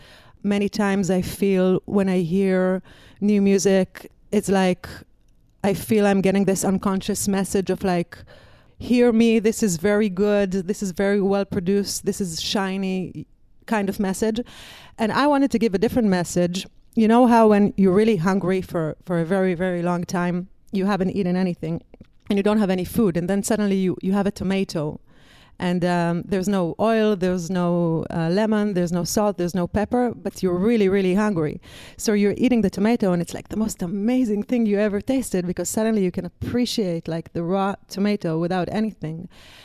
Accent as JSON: {"language": "English", "country": "Israel", "said": "I came from Israel. I wanted to tour the States. I wanted to tour Europe for a girl from Israel."}